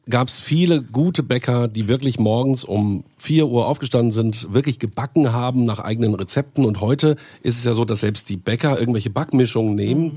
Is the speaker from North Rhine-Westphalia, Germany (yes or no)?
yes; Bielefeld, North Rhine-Westphalia, Germany; Ich komme aus Bielefeld, da ist ja Dr. Oetker.